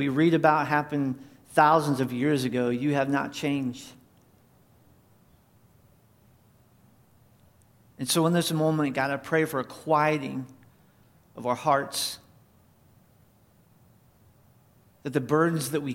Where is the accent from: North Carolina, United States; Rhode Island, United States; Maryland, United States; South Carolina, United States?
North Carolina, United States; moved away; I grew up in church. I grew up in Independent Fundamental Baptist Church in North Carolina.